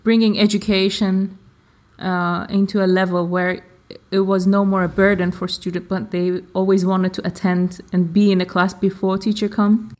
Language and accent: English; Iran; English is a second language